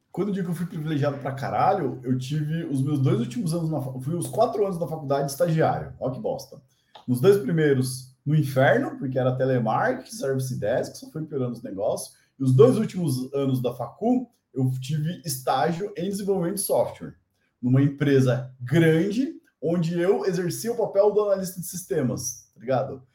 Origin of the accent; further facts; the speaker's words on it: Brazil; a gente é brasileiro